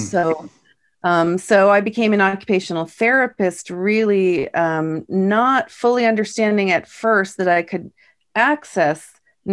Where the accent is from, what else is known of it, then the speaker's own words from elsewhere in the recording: East Coast, United States; moved away as an adult; now in California, United States; when I moved to California, because I'm from the East Coast originally, I moved to California in 2003